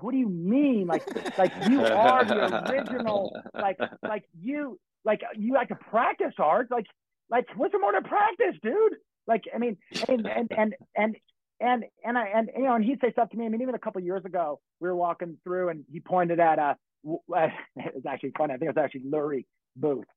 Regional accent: Los Angeles, California, United States; I grew up in Hollywood and I'm in the club scene since, you know, my teen, young teen

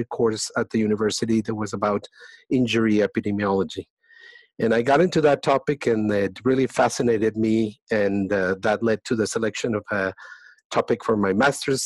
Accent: Colombia; moved away as an adult; I was born in Colombia. I studied medicine there.

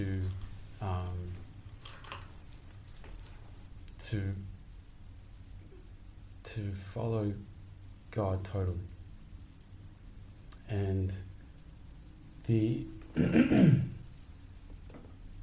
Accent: Sydney, New South Wales, Australia; now in New York, United States; I grew up in Sydney, Australia.

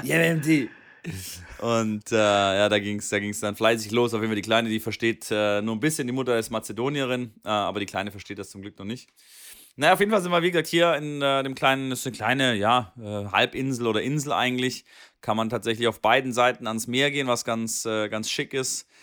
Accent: Swabia, Germany; da bin ich Schwabe

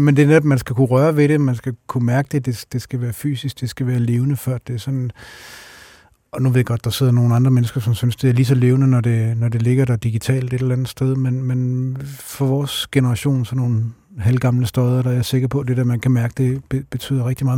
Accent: Randers, Central Denmark Region, Denmark; Randers, hvor jeg kommer fra

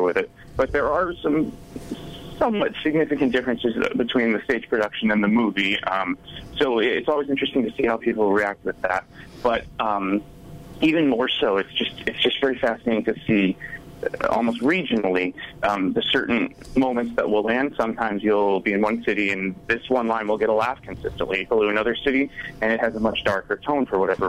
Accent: Nashua, New Hampshire, United States; moved away; I'm originally from Nashua, New Hampshire, so not too far away

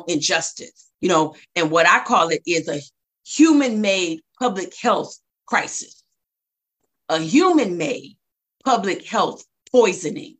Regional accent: Flint, Michigan, United States; also born or lived in Ypsilanti, Michigan; now in Detroit, United States; I went to elementary school in Flint, moved away from middle school, came back my last year of high school

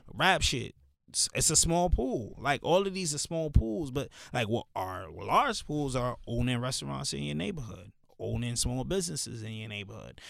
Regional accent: New York City, New York, United States; also born or lived in Pennsylvania; I grew up in the hood, like I grew up in Canarsie

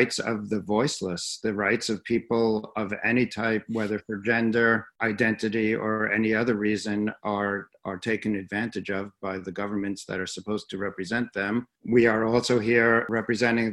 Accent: United States; also born or lived in New York City; an American living in New York City

